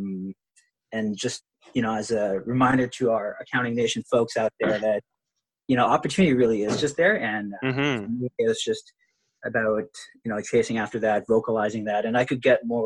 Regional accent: Philippines; moved away as an adult; also born or lived in Canada; now in Vancouver, Canada; I grew up in the Philippines and I moved to Canada. My family moved to Canada in 2011.

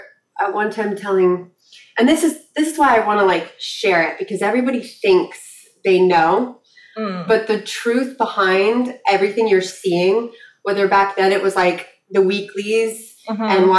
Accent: Malibu, California, United States; growing up in Malibu

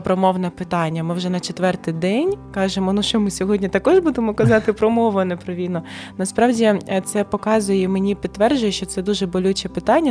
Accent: Donetsk, Donetsk Oblast, Ukraine; Ukrainian is a second language; moved away as an adult; now in Kyiv, Ukraine; я сама з Донецька, народилася в Донецьку, а вісім років, як я можу вже напевно казати, ще я з Києва, бо тут мій другий дім.

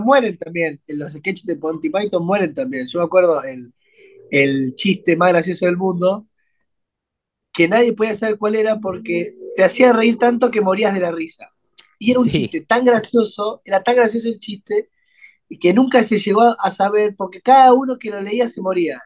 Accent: Argentina; Nosotros somos argentinos

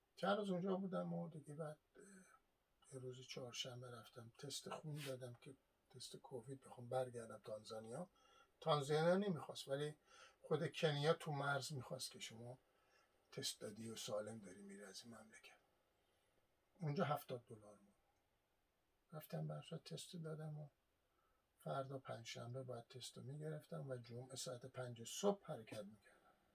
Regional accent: Iran; moved away; من اصالتا ایرانی هستم

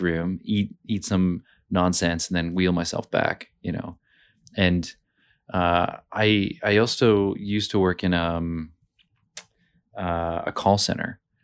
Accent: Montana, United States; now in Brisbane, Australia; I'm from Montana in the U S

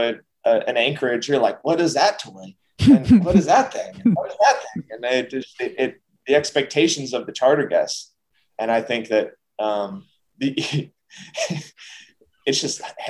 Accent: United States; being American

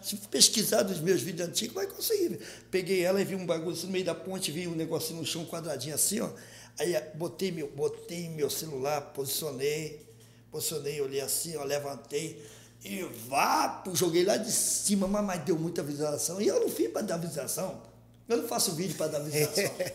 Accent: Rio de Janeiro, Brazil; also born or lived in Baixa do Sapateiro, Rio de Janeiro; Eu vim da Baixo Sapateiro com quatro anos de idade. Nasci lá. Baixo Sapateiro, já conhecido como Morro do Timbal. Aí fui para o Parque União com cinco anos de idade.

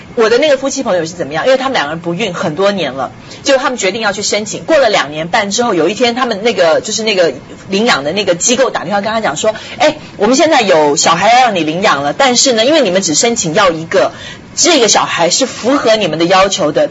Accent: Taiwan; moved away; 台湾呢，就是给小孩儿就， 我们就叫孤儿院

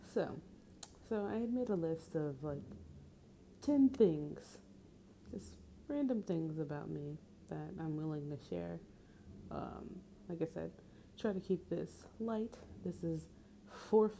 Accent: Central New Jersey, United States; now in Philadelphia, United States; I am from New Jersey, specifically Central New Jersey

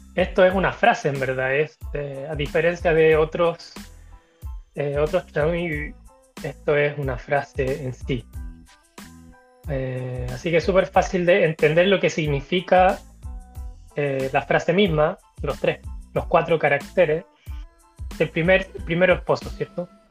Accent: Chile; de Chile

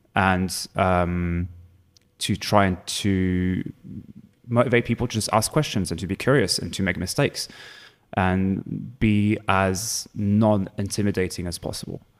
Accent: Provence-Alpes-Côte d'Azur, France; English is a second language; moved away as an adult; also born or lived in Hertfordshire, England; now in Berlin, Germany; I'm originally from France, south of France, Provence.

